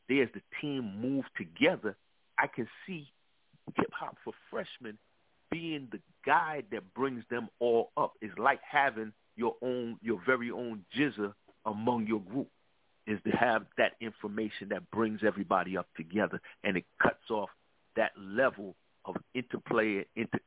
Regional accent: New York City, New York, United States; I'm from the East Coast, of course. I'm from Brooklyn, New York.

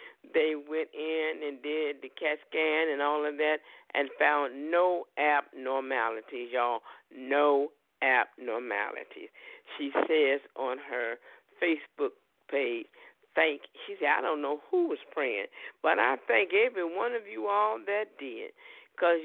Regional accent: United States; we're from America

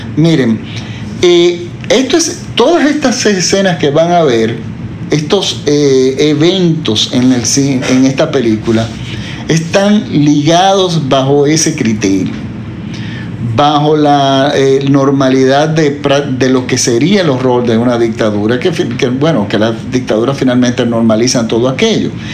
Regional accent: Dominican Republic; en mi país, por ejemplo, que en la República Dominicana

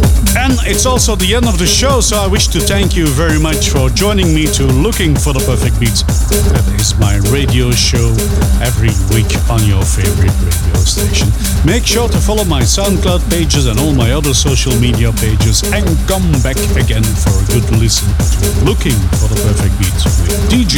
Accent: Belgium; I'm from Belgium

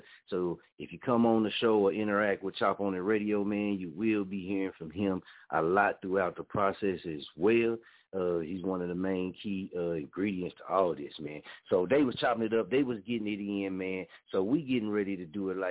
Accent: Muskogee, Oklahoma, United States; being from Muskogee

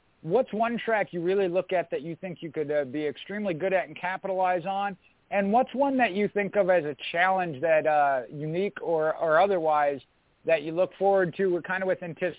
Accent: Minnesota, United States; having come from Minnesota

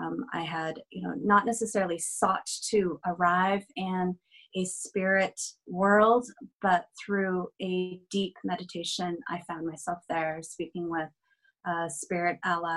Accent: British Columbia, Canada; I am Chinese Taiwanese, and I am also Canadian. I reside in Vancouver

